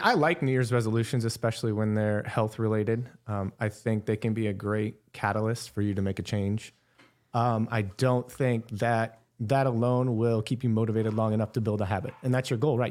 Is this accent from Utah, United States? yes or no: no; Wall Lake, Iowa, United States; I'm from small town Iowa, Wall Lake, Northwest Iowa